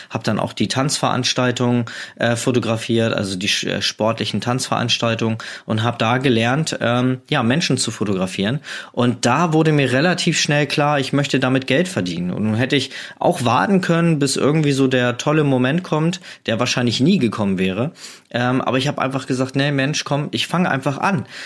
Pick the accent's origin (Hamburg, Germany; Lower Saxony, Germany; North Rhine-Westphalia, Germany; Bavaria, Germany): Hamburg, Germany; Also ich komme aus Hamburg und habe da sehr oft äh, meine Zeit am Hamburger Flughafen verbracht